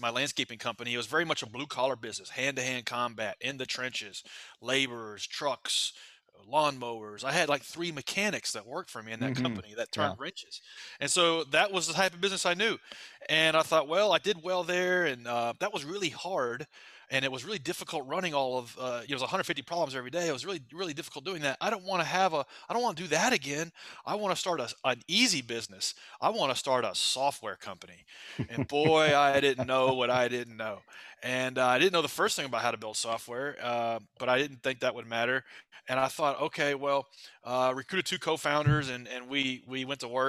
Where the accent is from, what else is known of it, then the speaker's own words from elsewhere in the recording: Nashville, Tennessee, United States; I'm from Nashville, Tennessee